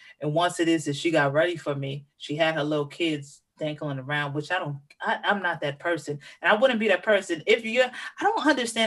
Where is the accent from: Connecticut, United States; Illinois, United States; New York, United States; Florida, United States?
New York, United States; New York City; I'm from Manhattan